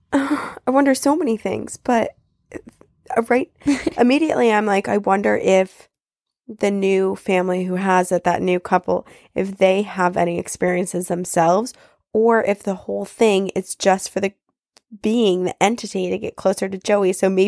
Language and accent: English; Washington, United States; growing up in Washington and finding creatures like Bigfoot so fascinating